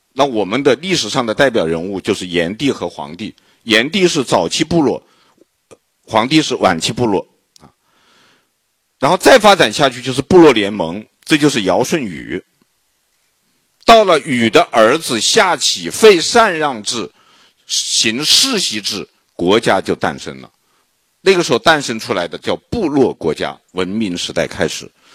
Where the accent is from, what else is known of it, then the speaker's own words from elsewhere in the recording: China; 我是大陆同胞